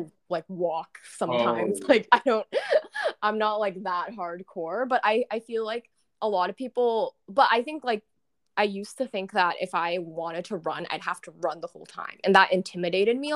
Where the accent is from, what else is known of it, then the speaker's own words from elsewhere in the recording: Portland, Oregon, United States; moved away as an adult; also born or lived in Tacoma, Washington; now in Seattle, United States; I'm actually from Portland, Oregon, and I grew up there